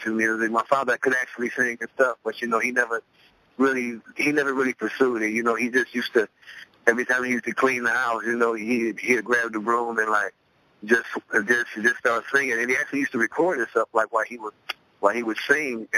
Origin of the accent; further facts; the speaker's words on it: Cleveland, Ohio, United States; I grew up in Cleveland, Ohio, the east side of Cleveland, Ohio